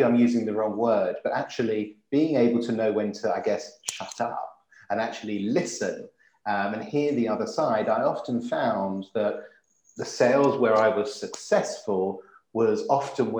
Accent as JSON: {"language": "English", "country": "United Kingdom", "said": "we're British"}